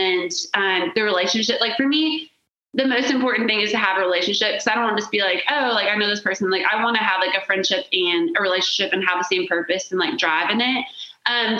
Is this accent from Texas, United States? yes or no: yes; San Antonio, Texas, United States; moved away as an adult; now in Nashville, United States; Boulevardy, San Antonio, North San Antonio, Boulevardy area.